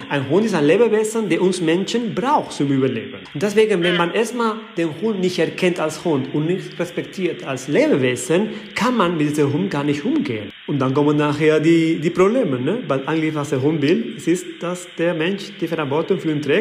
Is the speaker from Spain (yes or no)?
yes; Balearic Islands, Spain; Ich komme aus Mallorca.